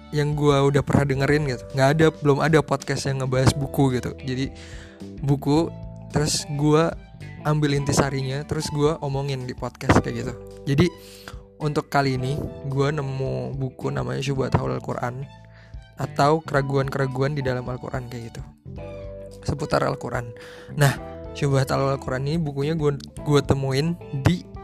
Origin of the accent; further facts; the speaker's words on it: Colomadu, Central Java, Indonesia; now in Cairo, Egypt; gue berasal dari Solo Jawa Tengah atau mungkin lebih tepatnya Karanganyar kali ya gue berasal dari Colomadu